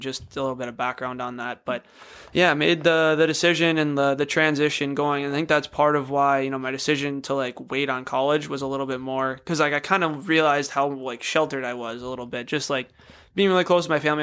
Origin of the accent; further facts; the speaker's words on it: Apple Valley, Minnesota, United States; growing up in Apple Valley, like not typically a hockey city